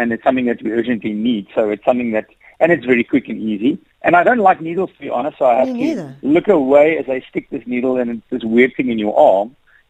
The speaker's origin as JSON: {"language": "English", "country": "South Africa", "said": "I am South African"}